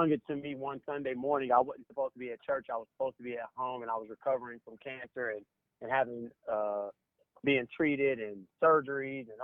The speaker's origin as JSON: {"language": "English", "town": "Indianapolis", "region": "Indiana", "country": "United States", "tie": "born or raised there", "said": "We're from Indianapolis"}